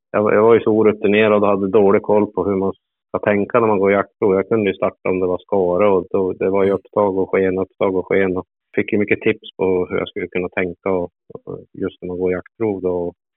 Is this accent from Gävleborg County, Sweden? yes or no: yes; Hudiksvall, Gävleborg County, Sweden; jag är född i Glada Hudik